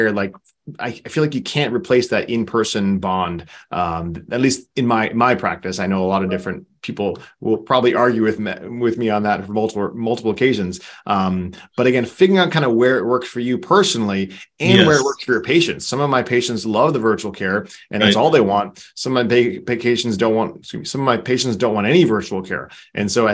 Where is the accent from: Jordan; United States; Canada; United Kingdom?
United States; East Coast; now in Southern California, United States; I'm from the East Coast myself too